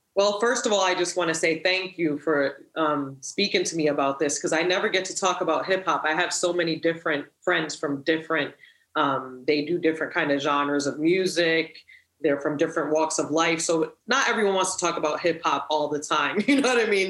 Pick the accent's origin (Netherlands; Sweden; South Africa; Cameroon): Sweden; Stockholm, Stockholm County; also born or lived in Providence, Rhode Island, United States; I came from Providence, okay. Rhode Island to Stockholm